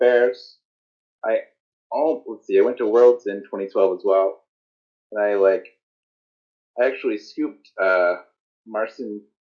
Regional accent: Lebanon, Indiana, United States; now in Chicago, United States; Lebanon. It's about 30 miles northwest of Indianapolis.

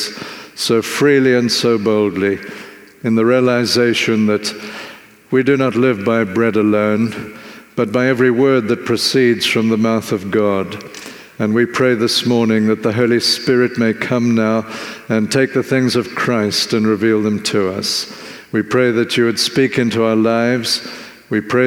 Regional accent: Zimbabwe; now in South Africa; where I grew up in Zimbabwe

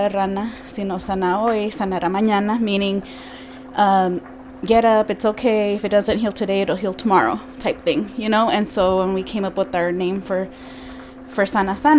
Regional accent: Arizona, United States; I was born here in Arizona

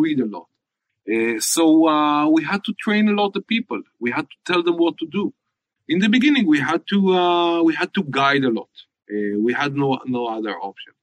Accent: Haifa, Haifa District, Israel; I'm from Haifa

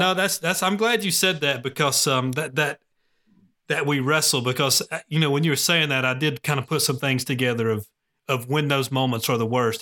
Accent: Gwinnett County, Georgia, United States; now in Cartersville, United States; I'm from Gwinnett County, um, but, you know, living in Cartersville now

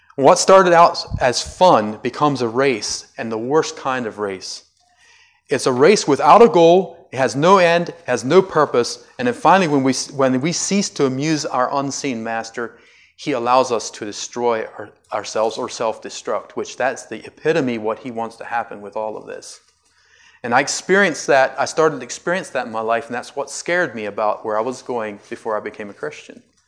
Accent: United States; I'm an American

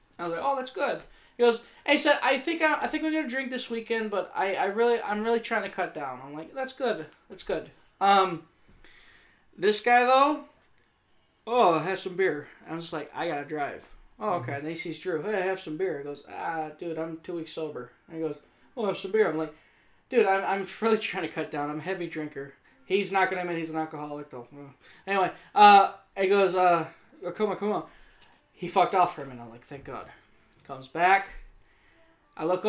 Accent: Rockford, Illinois, United States; I'm from Rockford.

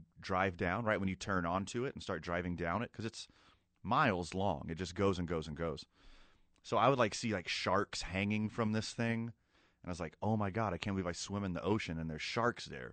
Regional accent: Texas City, Texas, United States; now in Albuquerque, United States; I grew up on the Gulf Coast of Texas

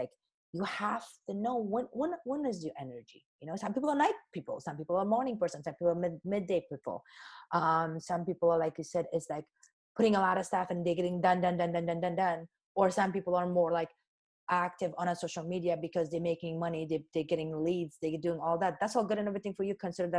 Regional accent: Afghanistan; So as you know, I came from Afghanistan, but even before that, my mom and my grandmother and generation after generation

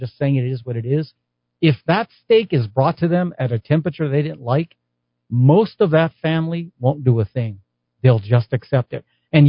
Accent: Albuquerque, New Mexico, United States; because we grew up lower middle class, South Broadway. By the way, that shooting that happened 2 years ago on Anderson and Broadway, that was in front of the house I was born in.

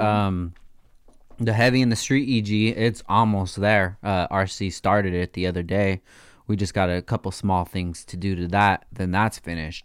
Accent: United States; I'm an American

